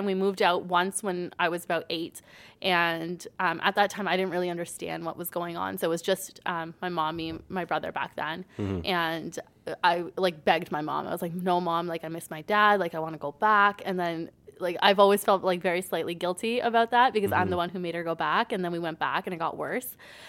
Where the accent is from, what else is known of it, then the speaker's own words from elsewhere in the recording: Brampton, Ontario, Canada; now in Caledon, Canada; I grew up in Brampton for the most part, and then I've been in Caledon for like 10 years now.